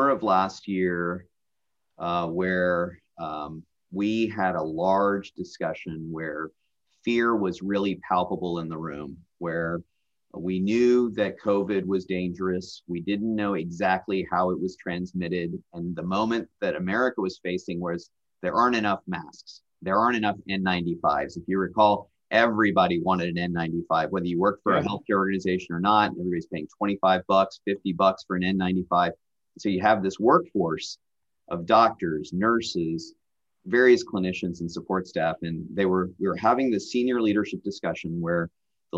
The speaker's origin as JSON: {"language": "English", "town": "Nashville", "region": "Tennessee", "country": "United States", "tie": "born or raised there", "also_born_or_lived": "Bay Area, California", "moved": "as an adult", "lives_now": "Iowa, United States", "said": "I grew up in Nashville."}